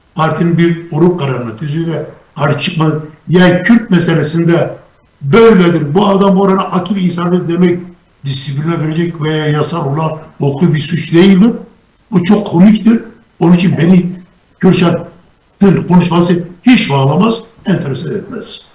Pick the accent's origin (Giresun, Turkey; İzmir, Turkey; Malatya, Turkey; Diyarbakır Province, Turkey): Diyarbakır Province, Turkey; Diyarbakır; Diyarbakırlıyım, Kürdüm.